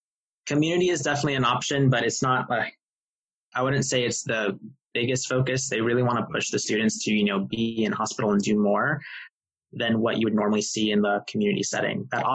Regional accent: Tampa, Florida, United States; I'm also from Tampa, so, you know, I was able to live at home and save money from not having to move.

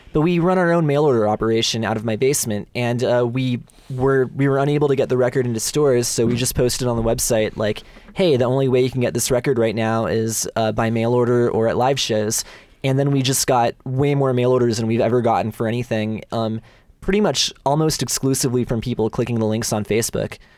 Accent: Bay Area, California, United States; I'm born and raised within a hundred miles of here

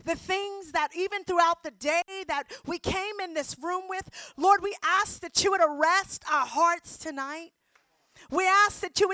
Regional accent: New York City, New York, United States; everybody was on drugs where I grew up in the Bronx

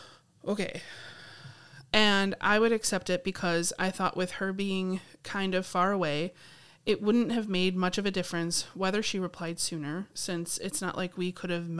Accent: Sydney, New South Wales, Australia; She's from Melbourne, I'm from Sydney, and we both studied in Canberra.

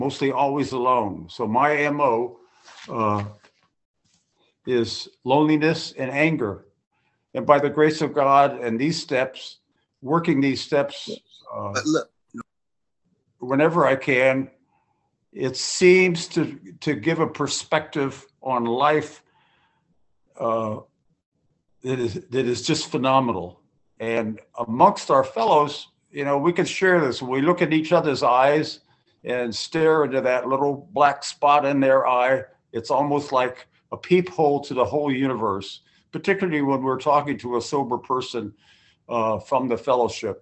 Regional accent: Berkeley, California, United States; I was born and raised in Berkeley, and second generation

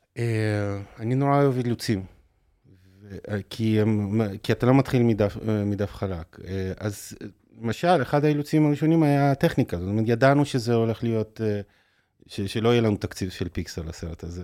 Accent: Haifa, Haifa District, Israel; גדלתי בחיפה

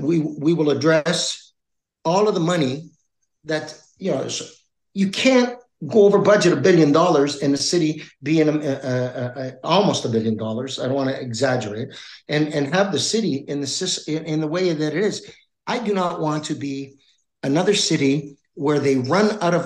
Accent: Toronto, Ontario, Canada; I was born and raised in Toronto.

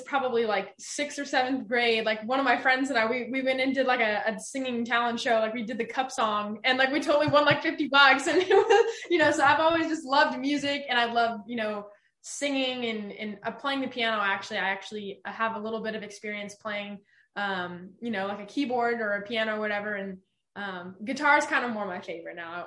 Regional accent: Southern California, United States; I was born and raised in Southern California

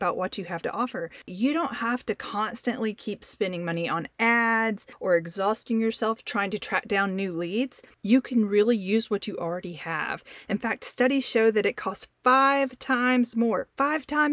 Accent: the South, United States; you can tell probably from my voice that I'm from the South, and so we use y'all very often in our conversations

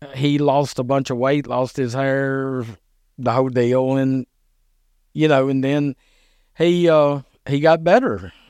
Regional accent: Dixon, Tennessee, United States; moved away as an adult; now in Burns, United States; I lived in, I grew up in Dixon

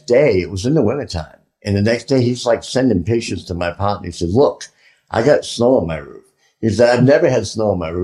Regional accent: Boston, Massachusetts, United States; I'm from Boston.

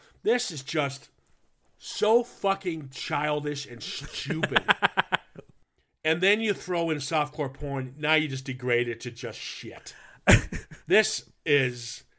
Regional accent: Minnesota, United States; I grew up in the Midwest. Yeah. So Minnesota wasn't going to.

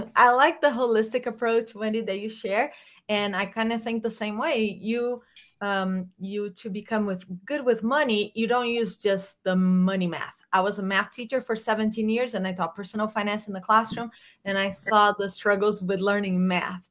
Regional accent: Brazil; moved away as an adult; I'm from Brazil. I moved here in 2000 1999

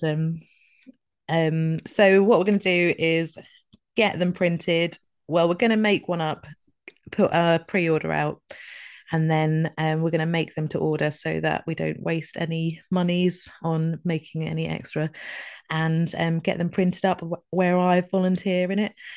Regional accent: Scotland, United Kingdom; moved away; I'm just trying to eat my way back to being Scottish again

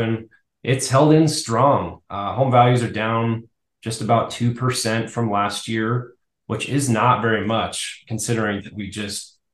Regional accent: Arvada, Colorado, United States; also born or lived in Broomfield, Colorado; So I'm a Colorado native. I grew up in Arvada

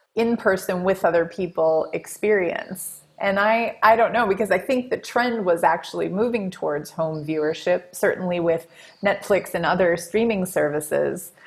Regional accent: Wisconsin, United States; I grew up in Wisconsin.

